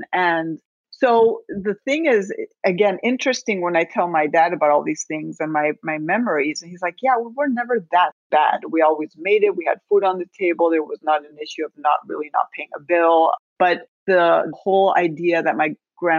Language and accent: English; Spain; moved away as an adult; also born or lived in Naples, Florida; now in United States; I was born in Spain, but then my family moved to the States. My dad's from Spain, my mother's American. And I found myself back in Spain at the age of 5 when my parents divorced. And I was basically raised by my abuelita, my grandmother.